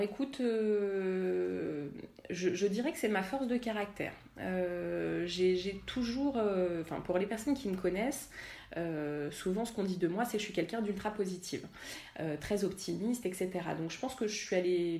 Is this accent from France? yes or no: yes; La Celle-Saint-Cloud, Île-de-France, France; j'ai grandi à la Selle Saint-Cloud